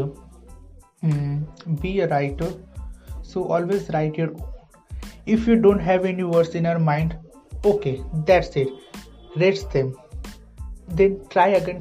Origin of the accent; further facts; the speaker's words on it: India; I'm an Indian writer and author